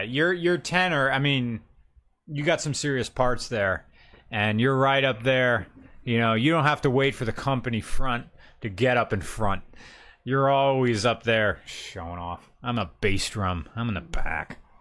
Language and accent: English; the North, United States; me as a Northerner